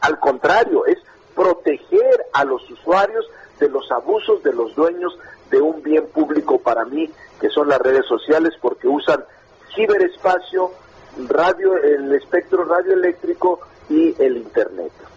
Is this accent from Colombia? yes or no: no; Zacatecas, Mexico; moved away as an adult; now in Mexico City, Mexico; yo realmente soy como una especie de chilango zacatecano